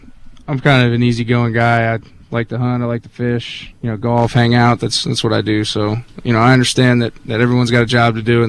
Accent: Palmyra, Virginia, United States; I'm from Palmyra, Virginia.

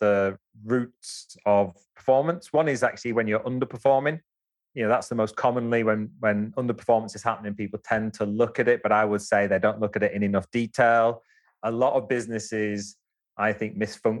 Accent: Wigan, North West England, United Kingdom; also born or lived in India / Japan; I'm a Wigan Scouser. So that's where I grew up in Wigan, but from Scouse background.

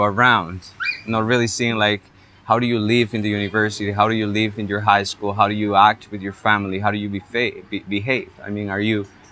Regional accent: Heredia, Costa Rica; I went all throughout Heredia, which is my hometown, looking for churches

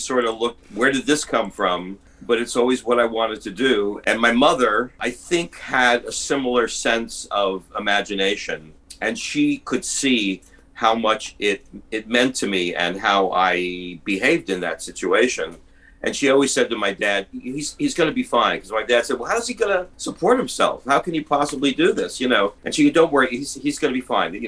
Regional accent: New Jersey, United States; I wound up in my small hometown in New Jersey

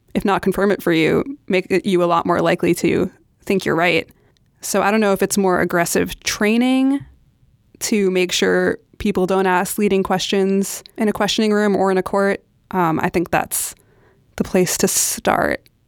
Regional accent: New York City, New York, United States; I am born and raised in New York City

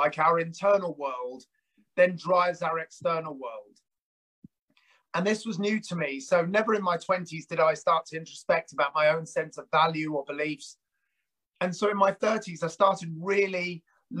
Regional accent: United Kingdom; also born or lived in South Africa; I emigrated with my brother and my parents in 1977

